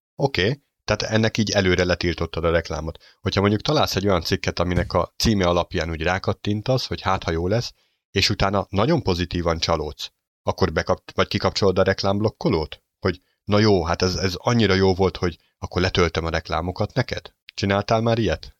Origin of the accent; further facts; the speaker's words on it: Hungary; magyarok vagyunk